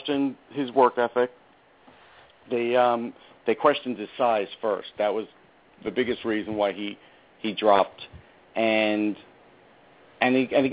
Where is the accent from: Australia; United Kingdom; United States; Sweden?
United States; North Massapequa, New York; I'm from North Massapequa